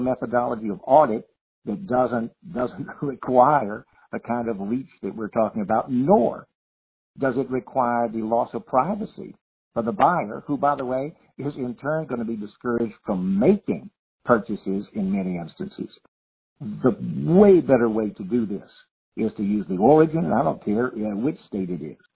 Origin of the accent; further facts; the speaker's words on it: Louisiana, United States; my home state